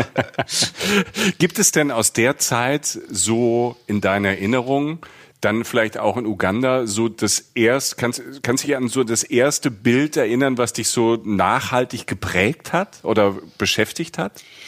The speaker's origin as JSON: {"language": "German", "region": "Rhineland-Palatinate", "country": "Germany", "tie": "born or raised there", "said": "wie ich irgendwo in einem 1000 Einwohner Dorf in der Südpfalz äh, groß wird"}